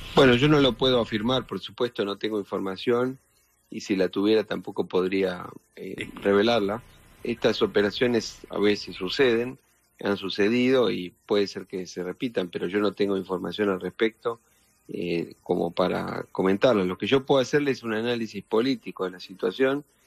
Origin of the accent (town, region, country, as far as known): Argentina